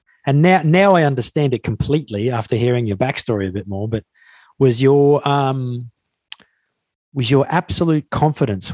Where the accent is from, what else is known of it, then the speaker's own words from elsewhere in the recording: Brisbane, Queensland, Australia; now in London, United Kingdom; in my hometown of Brisbane